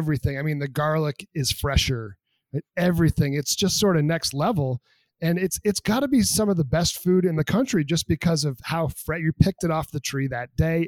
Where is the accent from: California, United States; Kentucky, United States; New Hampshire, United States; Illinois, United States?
New Hampshire, United States; me growing up in New Hampshire, definitely the boonies.